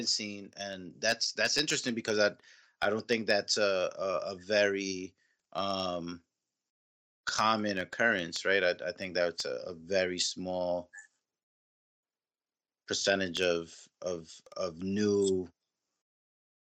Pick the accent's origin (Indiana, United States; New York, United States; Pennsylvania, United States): New York, United States; New York City; also born or lived in Oakland, California; now in Philadelphia, United States; I'm from Queens, live in Philly now, lived in Oakland too.